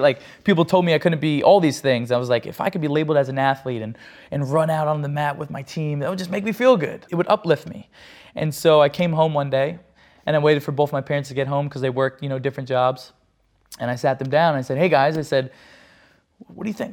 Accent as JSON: {"language": "English", "region": "New Jersey", "country": "United States", "said": "I'm from Jersey"}